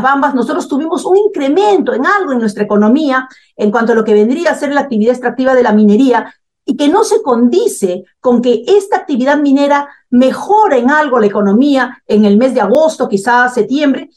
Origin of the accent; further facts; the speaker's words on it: Peru; En mi país